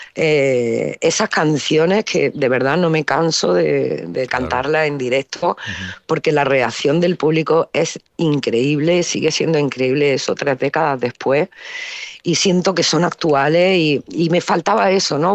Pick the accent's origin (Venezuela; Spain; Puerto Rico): Spain; Granada, Andalusia; also born or lived in Alcalá la Real; crecí en Granada